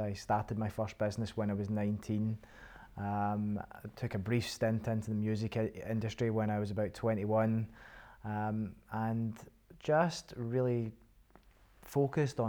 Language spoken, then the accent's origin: English; Airdrie, Scotland, United Kingdom; I am originally from Airdrie, which is just 30 miles from Edinburgh and 20 miles from Glasgow.